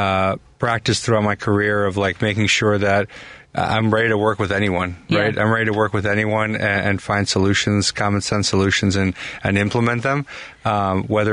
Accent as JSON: {"language": "English", "town": "Chicago", "region": "Illinois", "country": "United States", "tie": "born or raised there", "said": "I was born and raised here in Chicago."}